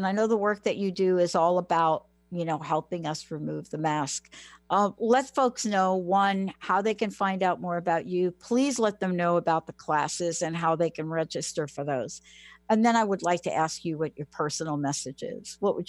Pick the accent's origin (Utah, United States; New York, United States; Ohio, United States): New York, United States; New York City; moved away; I'm a girl from the Bronx.